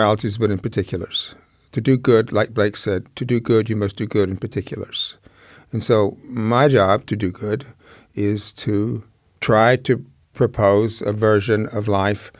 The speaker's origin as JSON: {"language": "English", "town": "Jackson", "region": "Mississippi", "country": "United States", "tie": "born or raised there", "moved": "yes", "said": "I grew up in Mississippi."}